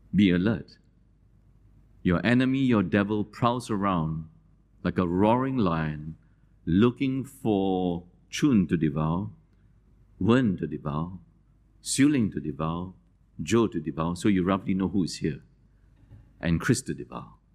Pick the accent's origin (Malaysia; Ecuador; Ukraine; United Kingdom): Malaysia; moved away; I wear the sarong because I grew up in Malaysia